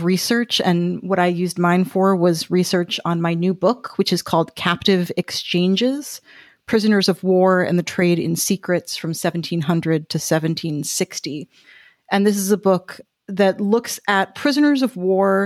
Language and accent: English; Boston, Massachusetts, United States; now in Florida, United States; I grew up in Boston, which is very, very proud of its history